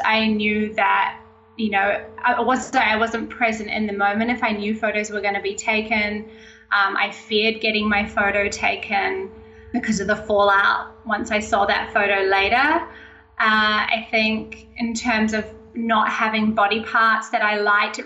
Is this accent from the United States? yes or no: no; Auckland, New Zealand; I'm from New Zealand, Auckland, New Zealand